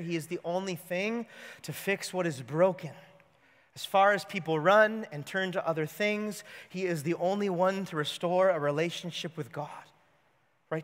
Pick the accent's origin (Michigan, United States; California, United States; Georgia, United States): California, United States; I grew up in California